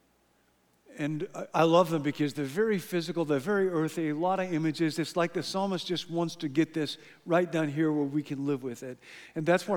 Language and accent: English; Illinois, United States; moved away; I grew up in Illinois